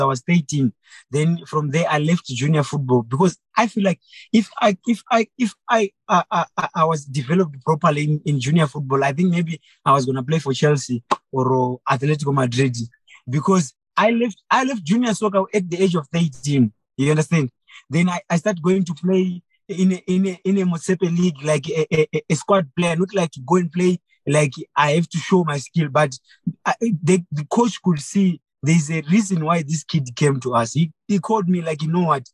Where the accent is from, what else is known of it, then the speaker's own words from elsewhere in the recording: Mutoko, Mashonaland East, Zimbabwe; I grew up I was born in Mutoko in a family of seven